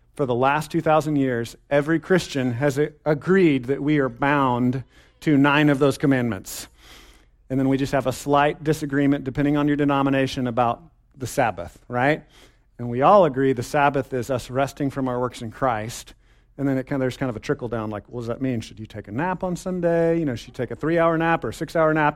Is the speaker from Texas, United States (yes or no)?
yes; Texas, United States; I'm a Texan, okay? I'm a Texan, Texas, sorry, Texas, all hail the mighty state